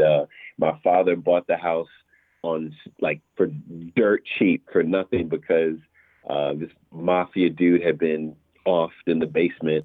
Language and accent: English; New York City, New York, United States; also born or lived in Massapequa, Long Island, New York; I was born in New York, in, in uh, Queens in particular